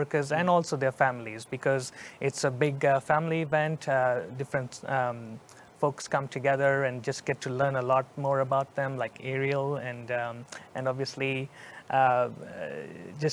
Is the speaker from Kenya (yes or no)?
yes; Kenya; moved away as an adult; also born or lived in New Jersey; now in Texas, United States; I was born in Kenya